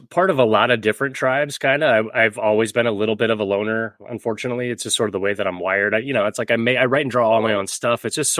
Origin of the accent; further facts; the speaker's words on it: Northern California, United States; moved away as an adult; also born or lived in Oklahoma; I was born in Oklahoma, but I grew up in Northern California from the age 4 and lived there until my mid-20s, so I had a lot of Northern California influence from a lot of Bay Area comic book creators.